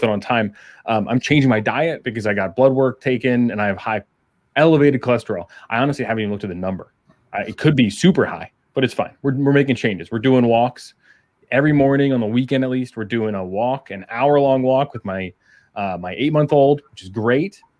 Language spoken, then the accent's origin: English; Maryland, United States; moved away as an adult; also born or lived in Florida / Kansas; I grew up in Maryland